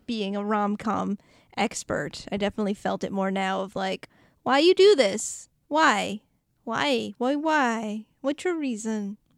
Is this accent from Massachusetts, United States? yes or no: yes; Boston, Massachusetts, United States; accent: Boston